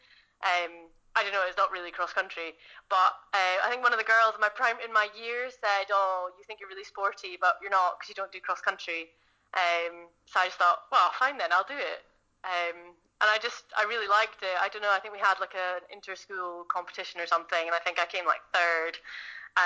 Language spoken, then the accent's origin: English; Inverness, Scotland, United Kingdom; moved away as an adult; now in Edinburgh, United Kingdom; I'm from Inverness originally. I moved down to Edinburgh when I was 18 to go to uni